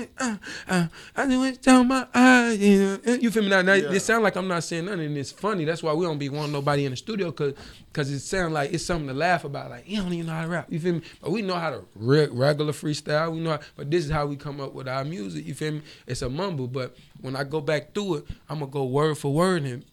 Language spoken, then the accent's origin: English; Monroe, Louisiana, United States; also born or lived in Champaign, Illinois / Chicago; now in Atlanta, United States; I'm from the 318, Monroe, Louisiana. Yeah, to be exact, 318.